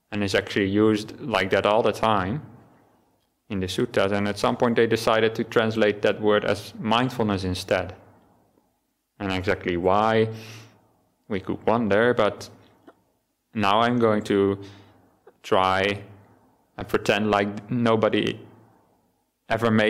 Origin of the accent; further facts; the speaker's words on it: Netherlands; first language Dutch; English is a second language; maybe just me not being native English, but in Dutch, which is my native language, we don't have the word mindfulness.